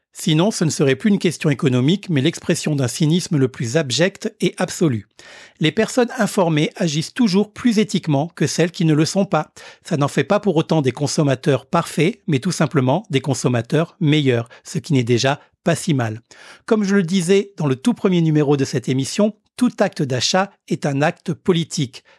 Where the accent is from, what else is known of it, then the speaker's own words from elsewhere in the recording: Réunion; chez nous, à La Réunion